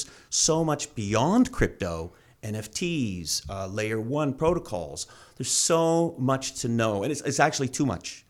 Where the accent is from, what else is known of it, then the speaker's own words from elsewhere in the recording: Canada; Like now, as a Canadian, you can buy a Bitcoin ETF.